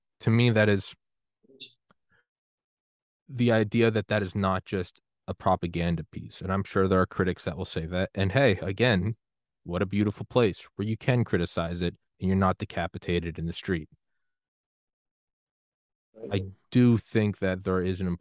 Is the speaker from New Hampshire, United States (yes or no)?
yes; New Hampshire, United States; moved away as an adult; also born or lived in Georgia; I grew up in New Hampshire